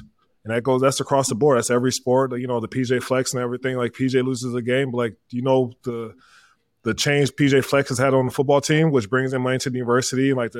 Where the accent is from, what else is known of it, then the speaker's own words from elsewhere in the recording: Minnesota, United States; me and Blake, we're from Minnesota, born and raised.